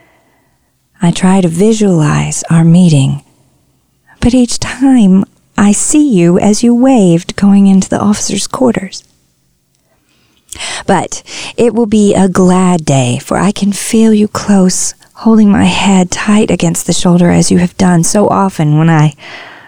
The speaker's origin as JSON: {"language": "English", "town": "Tyler", "region": "Texas", "country": "United States", "tie": "born or raised there", "said": "When I was a kid, we had a pecan tree in our front yard in Tyler, Texas"}